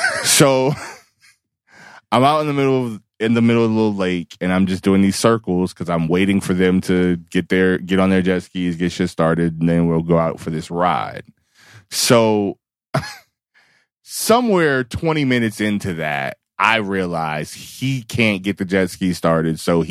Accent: Reston, Virginia, United States; I grew up in Reston, Virginia

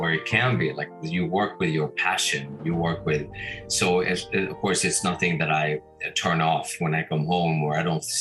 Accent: Sweden; now in Hamburg, Germany; I'm Swedish originally

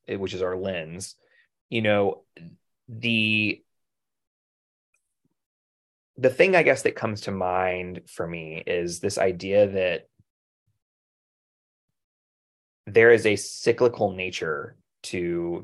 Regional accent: North Carolina, United States; we're from North Carolina

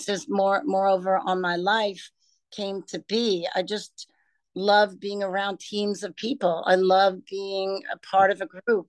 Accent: New York City, New York, United States; I grew up in Brooklyn, New York

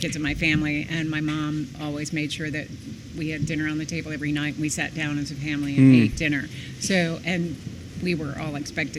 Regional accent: North Shore of Long Island, New York, United States; also born or lived in Michigan; I was born in Michigan and moved. My family moved to Long Island just before

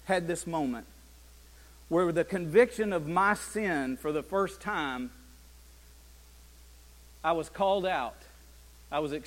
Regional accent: Chattanooga, Tennessee, United States; I'm from Chattanooga

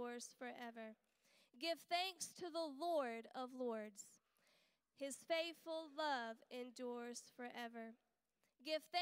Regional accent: United States; now in United Kingdom; I'm not from here. I'm from America.

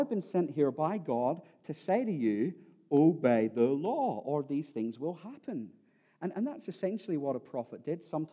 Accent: Ireland; I am Irish and that next year I will be 40

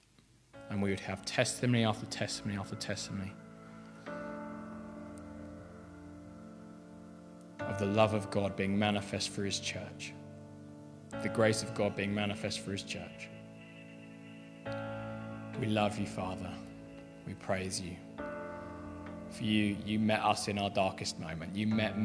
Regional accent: Aldershot, South East England, United Kingdom; I was brought up in Aldershot

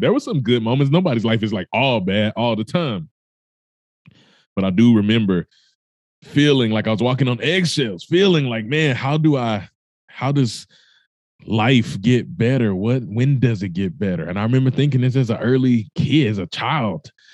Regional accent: Mississippi, United States; I told you I was born in Mississippi. If you don't know much about that, it's the poorest state in the United States of America. So, I grew up no stranger to poverty.

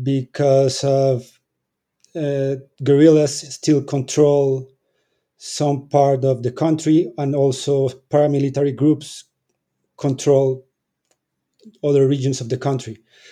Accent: Colombia; I'm from Colombia. I live in Colombia. I'm almost 40.

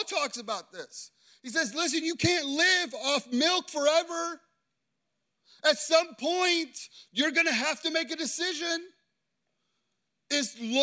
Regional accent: Chicago, Illinois, United States; I grew up in Chicago. People in Chicago are tough and they're harsh

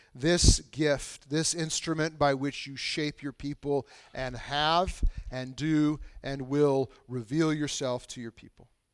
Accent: Bushnell, Illinois, United States; I grew up in Bushnell, Illinois, which is super isolated in the middle of nowhere

